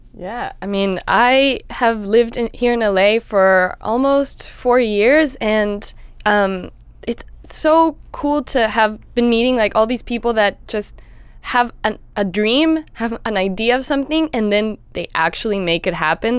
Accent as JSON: {"language": "English", "region": "Mexico City", "country": "Mexico", "tie": "born or raised there", "moved": "yes", "lives_now": "Los Angeles, United States", "said": "I grew up in Mexico City"}